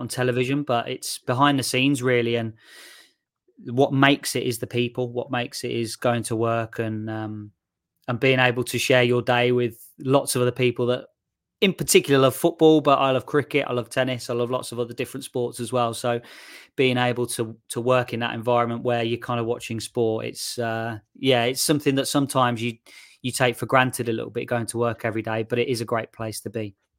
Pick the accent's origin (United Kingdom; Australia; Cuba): United Kingdom; Shirley, West Midlands; moved away as an adult; also born or lived in Nottingham; I'm from Shirley, um, just outside Solihull. That's, that's where I, uh, grew up and where my parents still live